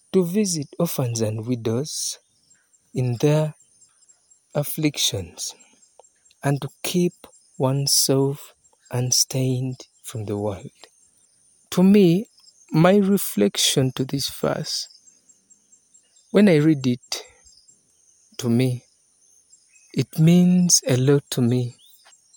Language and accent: English; Uganda; from Uganda, East Africa.